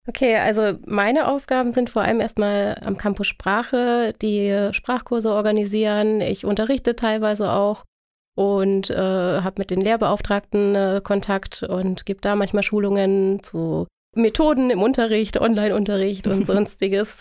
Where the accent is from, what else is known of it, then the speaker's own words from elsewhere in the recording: Germany; also born or lived in Tunisia; als Deutsche